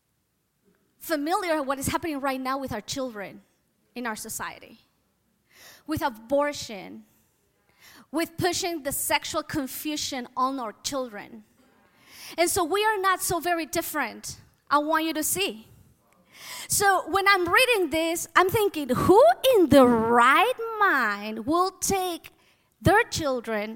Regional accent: Mexico; moved away; I was born and I grew up in Mexico, so my culture is Mexican or was Mexican

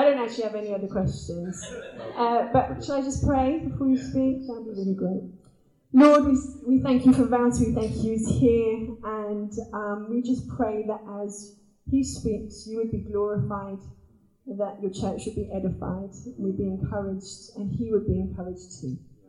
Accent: France; The Eiffel Tower. I'm from France.

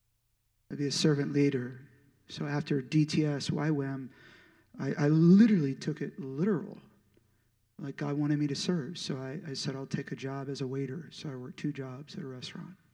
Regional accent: St. Louis, Missouri, United States; moved away as an adult; also born or lived in Chico, California; I was in St. Louis, Missouri. That's where I'm originally from

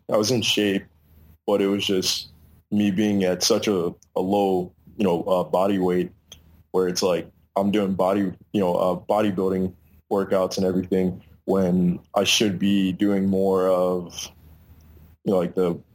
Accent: near Baltimore, Maryland, United States; I grew up in Maryland, about 15 minutes out from Baltimore

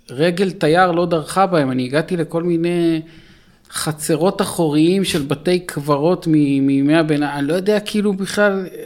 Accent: Los Angeles, California, United States; כשהייתי ילד גדלתי ב-LA והייתי בגן ילדים יהודי שקראו לו עדת שלום.

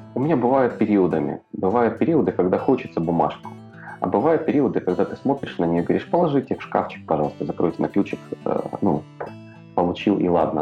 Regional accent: Odesa, Odesa Oblast, Ukraine; Я из Одессы

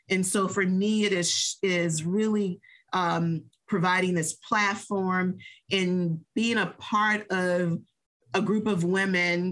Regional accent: New Orleans, Louisiana, United States; now in Texas, United States; I am a New Orleans native. I was born and raised in New Orleans.

